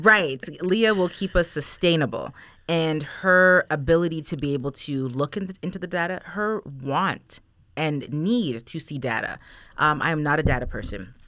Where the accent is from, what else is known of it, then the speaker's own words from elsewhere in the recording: Toronto, Ontario, Canada; now in Erie, United States; I'm from Toronto